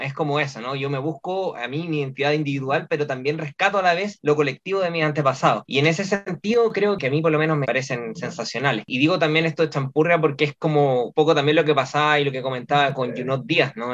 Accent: Chile; nosotros, bueno, los chilenos

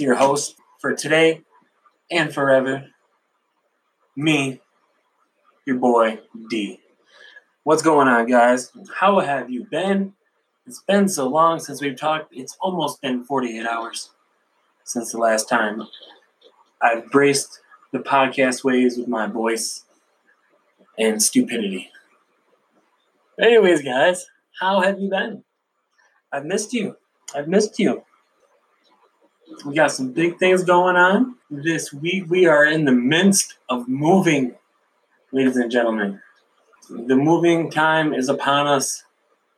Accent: Sanford, United States; I grew up in Sanford, guys, a small little village

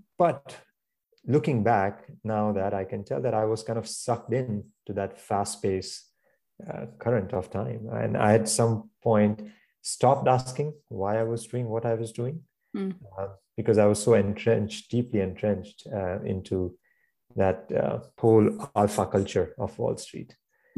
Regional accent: New York City, New York, United States; I hear this loud noise, and how we are as a New Yorker going my way to work.

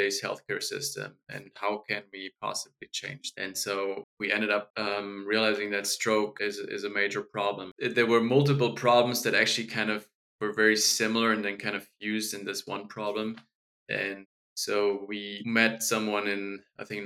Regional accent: Germany; moved away; I grew up in Germany and I studied medicine

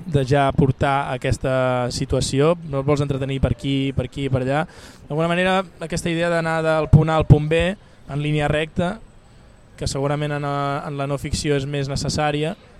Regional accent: Barcelona, Catalonia, Spain; accent: Barcelona; also born or lived in Castellserà; jo no deixo de ser una persona nascuda a Barcelona, que parla de Barcelona, tot i que quan vaig allà canvio l'accent

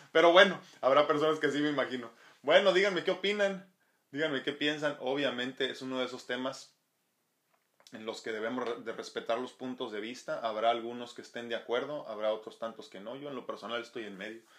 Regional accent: Mexico; obviamente soy mexicano, entonces tengo que hacerlo, ¿no? Si no, pues qué tan mexicano soy.

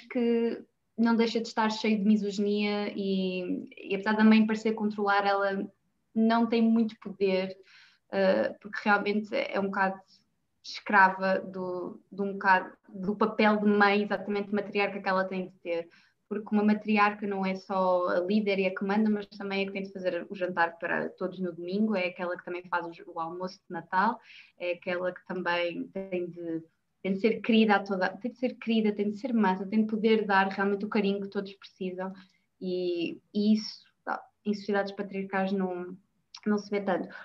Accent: Norte, Portugal; como nortenha

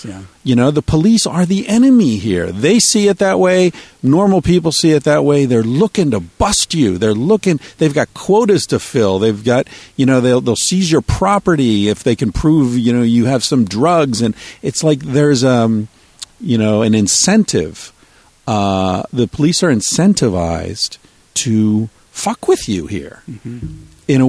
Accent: United States; I'm American.

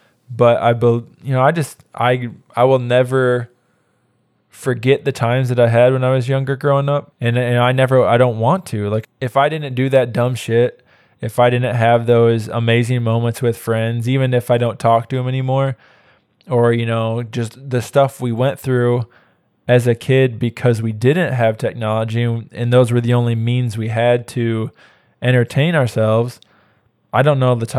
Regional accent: Michigan, United States; Because I know if I grew up here in Arkansas, like it'd be a very different story. Because there wasn't the stuff like there was in Michigan when we were younger.

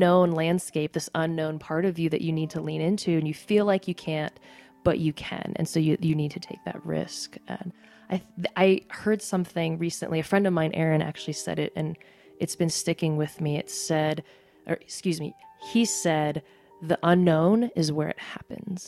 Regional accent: United States; My mom's Korean and my dad's American. I am both Korean and I'm American

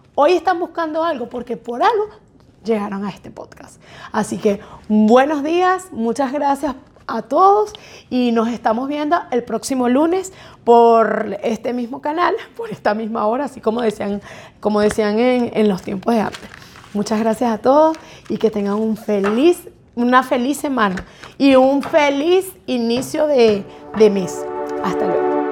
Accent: Barquisimeto, Lara, Venezuela; moved away; soy venezolana de Barquisimeto

